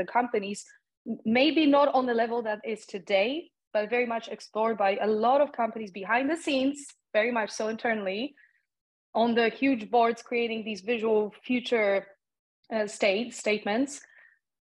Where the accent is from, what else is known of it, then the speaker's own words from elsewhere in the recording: Poland; English is a second language; moved away; a young person growing up in Poland